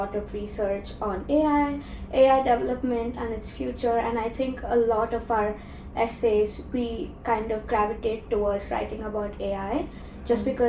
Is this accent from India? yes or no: yes; Chennai, Tamil Nadu, India; moved away as an adult; now in London, United Kingdom; I'm from Chennai in India